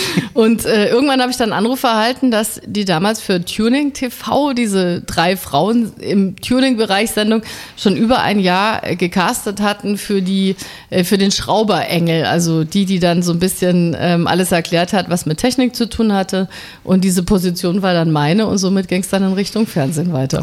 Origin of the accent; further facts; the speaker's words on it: Munich, Bavaria, Germany; now in Berlin, Germany; ich komme ja aus München, da trinkt man ja relativ früh ein Bier